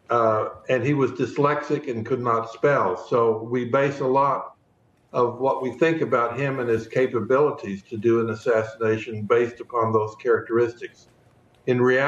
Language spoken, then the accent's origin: English; Fort Worth, Texas, United States; Fort Worth, which is my hometown